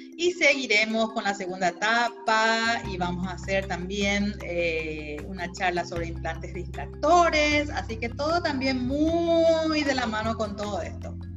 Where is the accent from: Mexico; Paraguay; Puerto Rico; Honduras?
Paraguay; de Paraguay